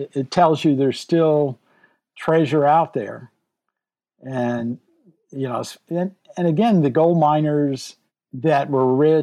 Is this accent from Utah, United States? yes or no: no; St. Louis, Missouri, United States; my family's from Southeast Missouri, and I was born in St. Louis.